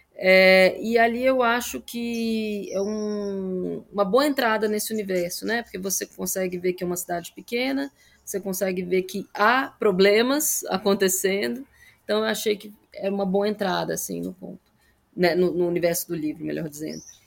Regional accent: Brasília, Federal District, Brazil; eu cresci em Brasília, né? Bem na parte urbana da cidade, no plano piloto

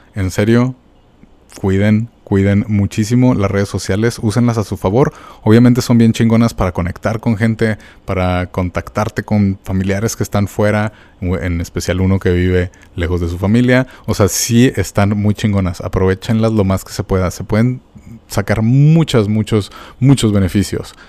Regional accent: Mexico; como mexicanos

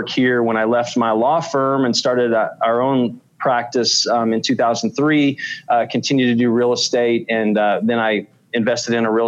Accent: Spearman, Texas, United States; I grew up in Spearman, Texas, and I'm one of the few people that was actually born and raised in Spearman.

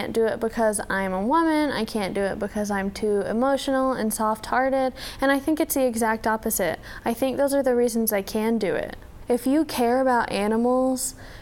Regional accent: Texarkana, Texas, United States; moved away as an adult; now in Valparaiso, United States; I was born in Texarkana in Texas

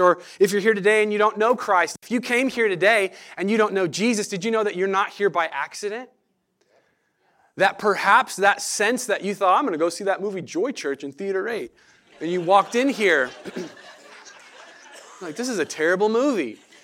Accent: Medford, Oregon, United States; moved away as an adult; now in Eugene, United States; I grew up in Medford, uh, grew up around the Rogue Valley down there in that area.

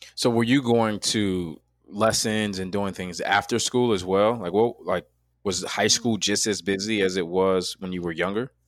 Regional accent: Chicago, Illinois, United States; I'm from Chicago, Illinois. That's where I'm born and raised

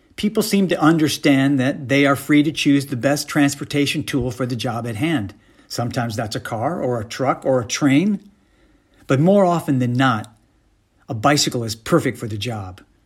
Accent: Michigan, United States; moved away as an adult; also born or lived in New York City; now in Los Angeles, United States; I was born and raised in Michigan in the 1960s

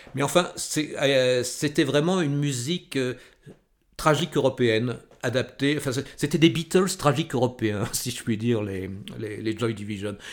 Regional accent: Val-d'Oise, Île-de-France, France; also born or lived in Paris; je ne suis pas né à Paris ni dans le 8e arrondissement, même si j'y habité euh, chez mon cousin pendant 2-3 ans. Je suis né dans le Val d'Oise

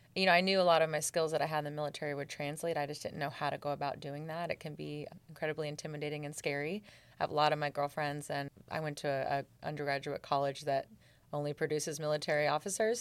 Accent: Seattle, Washington, United States; moved away; also born or lived in Germany / Georgia; I'm from Seattle.

